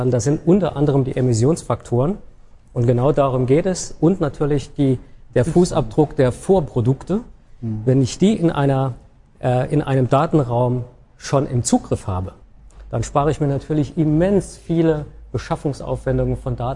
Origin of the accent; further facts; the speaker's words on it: Saarland, Germany; ich als Saarländer freue mich immer, wenn ich dorthin